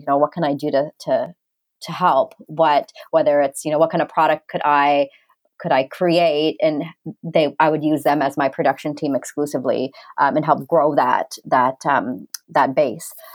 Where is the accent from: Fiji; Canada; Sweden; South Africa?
Canada; my background's actually Indian, but I've never I I didn't grow up in India. I grew up in Canada